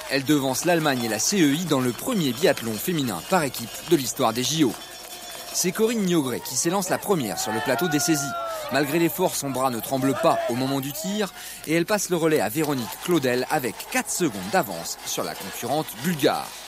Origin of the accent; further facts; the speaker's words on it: Champagnole, Bourgogne-Franche-Comté, France; je suis né à Champagnol, dans le Jura. J'habite à Francine-le-Haut, J'habite donc à 10 km de Fabrice. Donc, euh, on est du Jura.